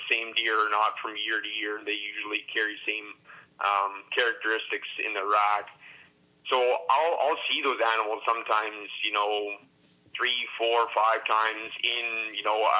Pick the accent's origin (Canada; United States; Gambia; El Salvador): Canada; Elm Creek, Manitoba; I grew up here in Elm Creek, which is a community of about 250 people